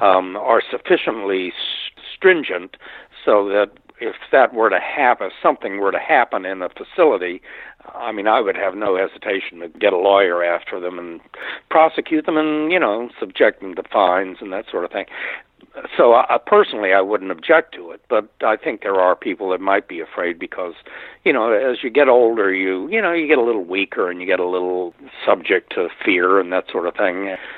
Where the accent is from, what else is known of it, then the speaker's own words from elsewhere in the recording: Northern Virginia, United States; moved away as an adult; now in West Palm Beach, United States; I grew up in Northern Virginia, just outside of Washington